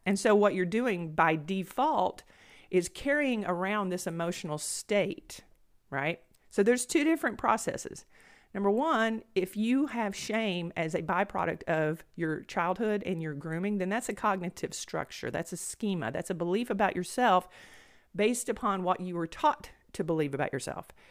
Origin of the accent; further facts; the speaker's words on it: Blount County, Alabama, United States; accent: country twang; moved away as an adult; Now I'm from Blount County, Alabama. I have this, you know, country twang.